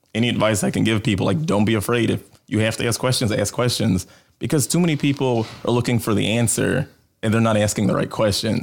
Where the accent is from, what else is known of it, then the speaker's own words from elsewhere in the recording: Chicago, Illinois, United States; I grew up in Southside of Chicago